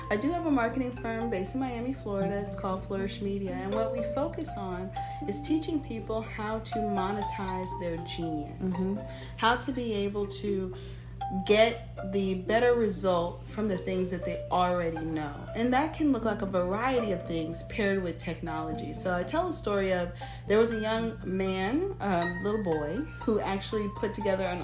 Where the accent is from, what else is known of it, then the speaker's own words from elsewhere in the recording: Germany; born there; I was born in Germany, I should say. My father's from Nigeria, my mother's from Panama. I've traveled all over the world.